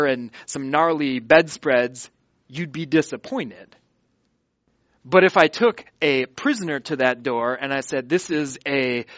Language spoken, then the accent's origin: English; Watertown, Wisconsin, United States; I'm in Watertown, Wisconsin, my hometown.